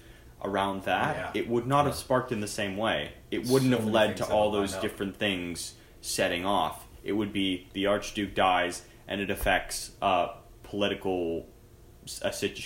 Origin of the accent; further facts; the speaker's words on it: California, United States; I'm from California